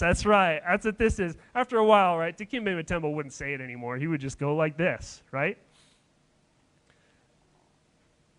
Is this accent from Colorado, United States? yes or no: yes; Denver, Colorado, United States; I grew up in Denver